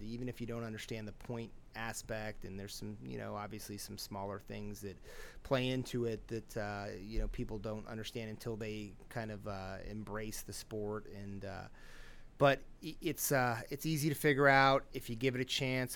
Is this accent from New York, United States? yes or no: no; Pennsylvania, United States; moved away; I'm from Pennsylvania originally.